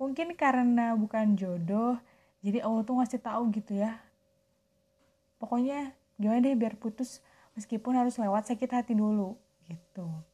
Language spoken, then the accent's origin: Indonesian; Soreang, West Java, Indonesia; Aku orang Soreang. Balik Bandung asli.